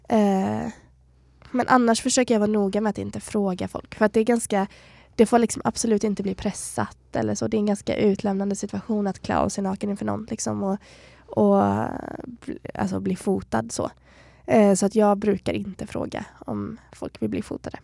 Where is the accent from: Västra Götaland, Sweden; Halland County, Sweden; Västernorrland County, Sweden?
Västra Götaland, Sweden; Borås; moved away as an adult; also born or lived in Stockholm; now in Kalmar, Sweden; Borås där jag kommer ifrån